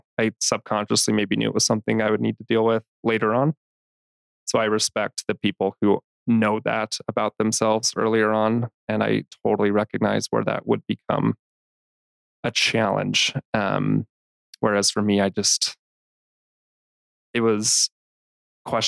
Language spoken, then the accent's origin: English; Salt Lake City, Utah, United States; I was born and raised here in Salt Lake City, grew up in the church.